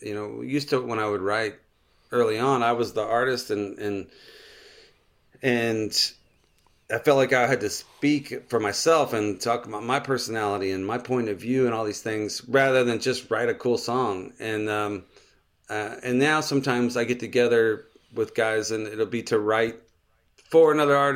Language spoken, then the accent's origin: English; Texas, United States; I grew up in just outside of Houston, and I would go visit him pretty regularly.